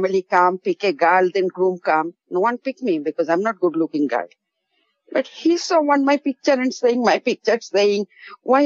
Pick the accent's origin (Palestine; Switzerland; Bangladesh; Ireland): Bangladesh; moved away as an adult; now in Albany, United States; I was from Bangladesh and not born here.